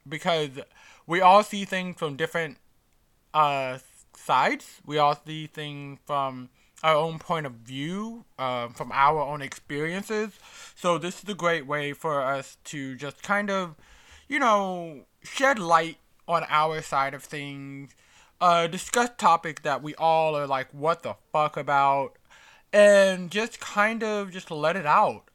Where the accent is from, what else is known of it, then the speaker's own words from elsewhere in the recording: New York City, New York, United States; as a New Yorker